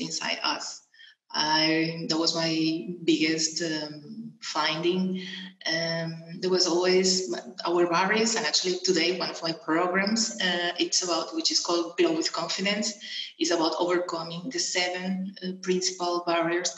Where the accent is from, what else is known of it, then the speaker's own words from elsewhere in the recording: Venezuela; moved away as an adult; also born or lived in England; now in Portugal; I was born in Venezuela. And then I moved from Venezuela when I was 21 years old. I moved to England